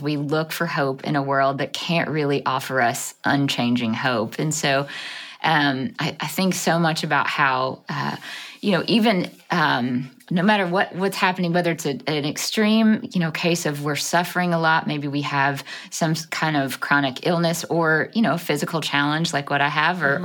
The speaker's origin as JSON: {"language": "English", "town": "Jackson", "region": "Mississippi", "country": "United States", "tie": "born or raised there", "said": "I was born and raised in the South in Jackson, Mississippi"}